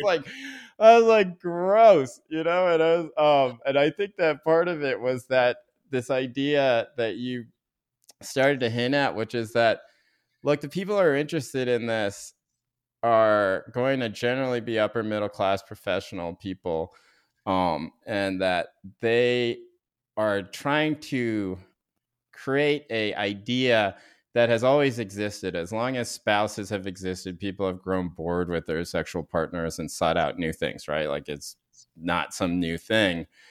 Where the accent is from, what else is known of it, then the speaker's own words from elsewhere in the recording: North Carolina, United States; I grew up in North Carolina, but in a very progressive town within North Carolina